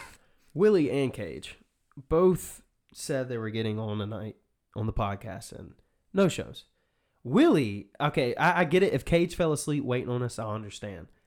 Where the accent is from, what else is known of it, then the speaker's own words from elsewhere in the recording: Mississippi, United States; accent: southern; I feel like I have a more southern accent than you